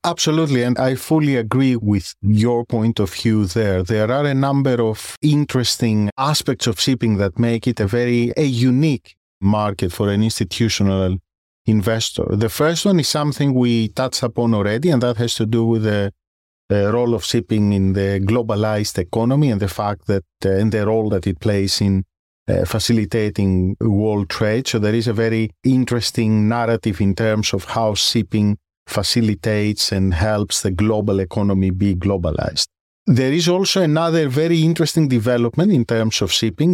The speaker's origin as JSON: {"language": "English", "country": "Greece", "tie": "born or raised there", "moved": "as an adult", "lives_now": "London, United Kingdom", "said": "As you may have guessed from my surname and my accent, I originate from Greece. I grew up there, I did my school there"}